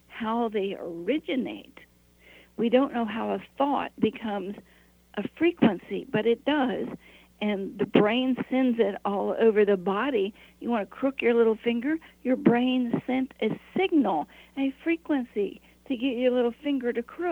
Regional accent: Appalachia, United States; I was raised in Appalachia

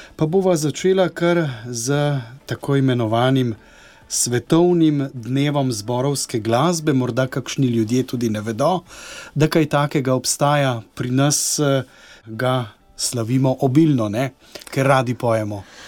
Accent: Slovenia; smo Slovenci znani kot pevski narod

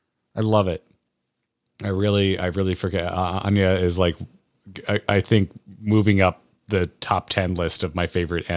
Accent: Florida, United States; I grew up in Florida, dude. I lived on a river.

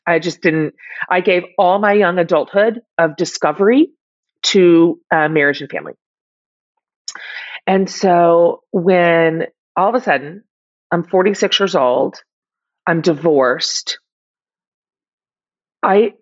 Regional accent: Texas, United States; I'm from Texas

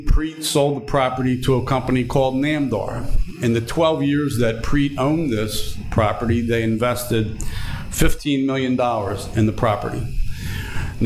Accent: Camden, New Jersey, United States; now in Voorhees, United States; I grew up in Camden, moved to Voorhees in 1985

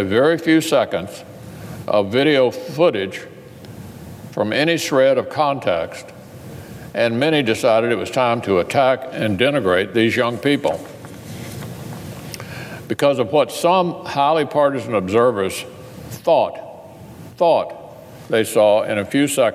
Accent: Kentucky, United States; my home state

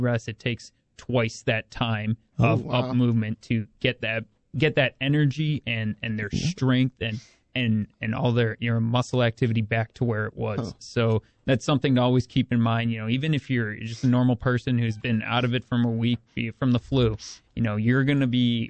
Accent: Chicago, Illinois, United States; born and raised in Chicago

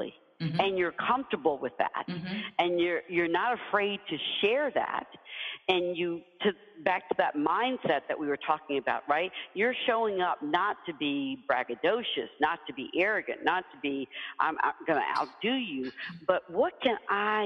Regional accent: Deep South, United States; as a kid, you know, growing up in the Deep South

